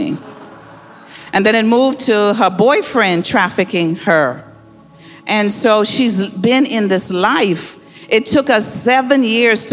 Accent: Bahamas; moved away as an adult; now in Detroit, United States; I grew up in the Bahamas

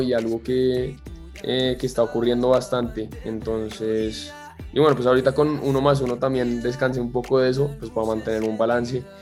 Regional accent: Colombia; mi tierra, de Colombia

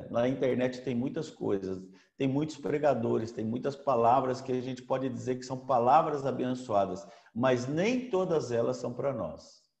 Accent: Americana, São Paulo, Brazil; moved away as an adult; now in Salinas, Brazil; É, eu vim de São Paulo, de Americana. É, eu tinha três empresas e um dia Deus falou comigo: vende tudo que você tem e vai embora daqui

